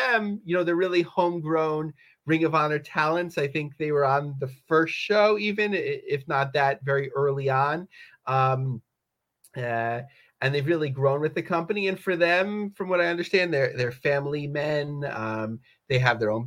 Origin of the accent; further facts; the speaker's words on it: Yonkers, New York, United States; I grew up in Yonkers